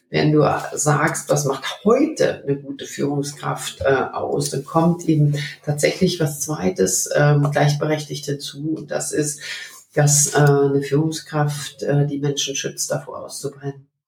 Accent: Berlin, Germany; Ich bin in Berlin aufgewachsen und äh, dieser Mauerfall, der bringt es eigentlich sehr, sehr gut äh, auf den Punkt.

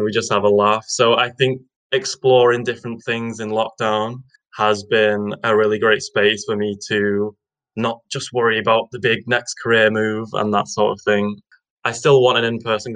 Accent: Widnes, North West England, United Kingdom; also born or lived in Edinburgh; I'm from Widnes, which is a sunny little town on the northwest of England.

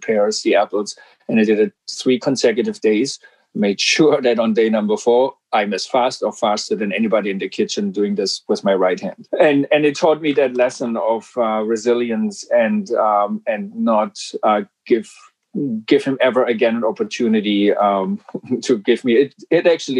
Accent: Black Forest, Baden-Württemberg, Germany; English is a second language; moved away as an adult; now in Vancouver, Canada; I'm from Germany, and I came here from the southwest of Germany, the Black Forest

